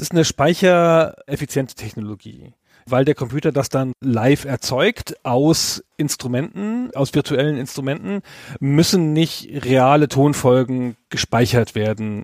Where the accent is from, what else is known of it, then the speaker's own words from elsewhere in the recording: Germany; als Deutscher